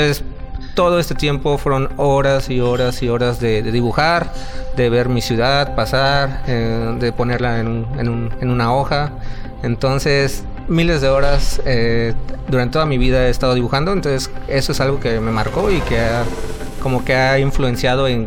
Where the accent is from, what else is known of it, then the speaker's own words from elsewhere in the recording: Mexico City, Mexico; also born or lived in Orizaba / Guayacocotla; yo nací en Orizaba, Orizaba, Veracruz. Eh, de ahí mi familia pues dio muchos saltos, fuimos al puerto, eh, vivimos en la Sierra Veracruzana, en un pueblito muy chiquito llamado Guayacocotla, y de ahí nos fuimos a la Ciudad de México.